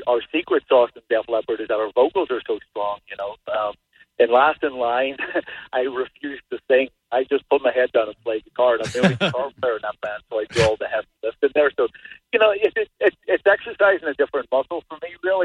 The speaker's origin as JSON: {"language": "English", "country": "Ireland", "also_born_or_lived": "Los Angeles, United States", "moved": "yes", "lives_now": "New Hampshire, United States", "said": "I'm from Ireland originally"}